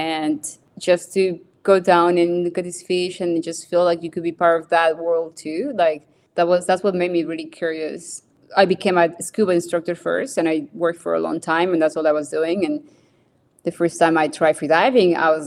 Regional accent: Bogotá, Colombia; I was born in Bogota, Colombia. So that's the city, the capital city of Colombia. I grew up, so that's right in the mountains

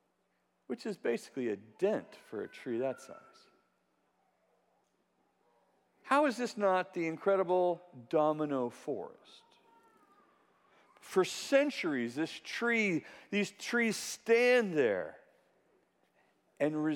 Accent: California, United States; I'm from California

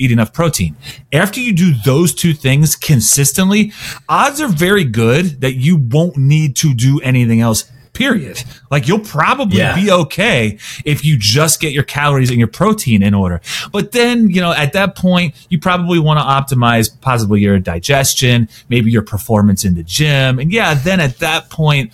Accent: Cincinnati, Ohio, United States; I grew up in Cincinnati

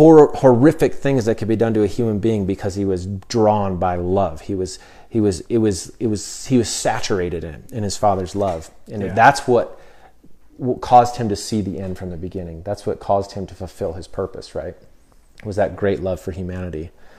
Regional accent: United States; And so as American, you know, I didn't really think much about these things, you know, our constitutional rights and things.

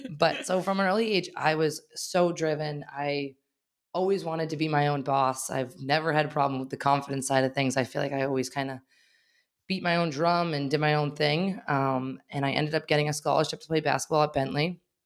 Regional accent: Wakefield, Massachusetts, United States; also born or lived in Arlington, Massachusetts; I grew up in Wakefield, and we happened to have our first studio in Wakefield

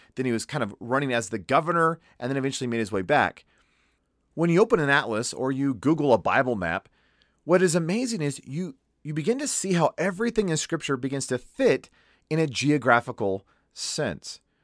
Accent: United States; me as an American

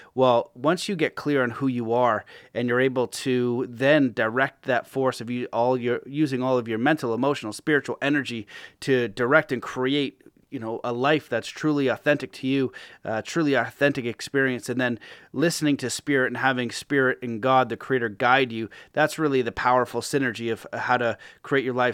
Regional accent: Canada; being Canadian

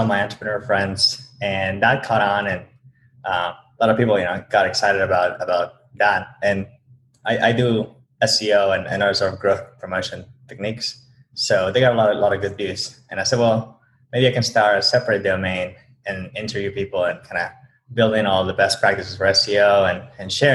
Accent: Bolivia; moved away as an adult; now in United States; originally from Bolivia. I came to the U.S. a few years ago

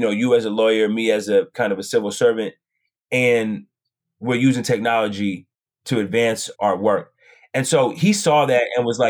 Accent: Portland, Oregon, United States; moved away as an adult; now in San Francisco Bay Area, United States; Growing up in Portland, Oregon, being a part of what I think some of the best programs in the country

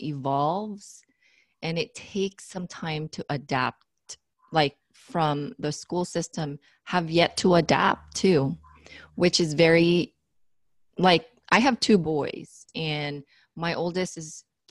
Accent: Philippines; moved away; I was raised in the Philippines

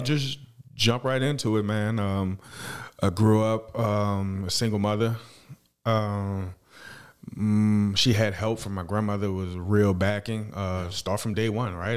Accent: New Orleans, Louisiana, United States; now in Fort Worth, United States; I'm, uh, from New Orleans, Louisiana, uptown. uh, third Walter Magnolia projects.

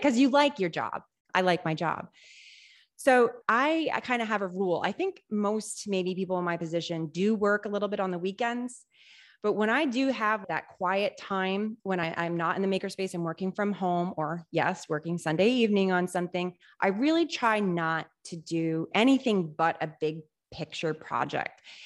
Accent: Rutland, Massachusetts, United States; also born or lived in Worcester; I grew up in this area, Central Massachusetts. I was born in Worcester, raised in Rutland.

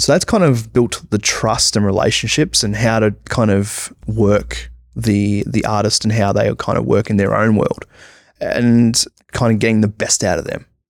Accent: Australia; being an Australian comic book artist

